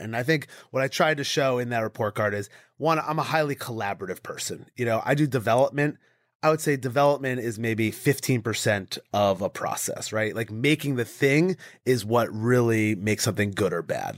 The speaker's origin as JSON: {"language": "English", "region": "Connecticut", "country": "United States", "tie": "born or raised there", "said": "I grew up in Connecticut, so we didn't have a professional team"}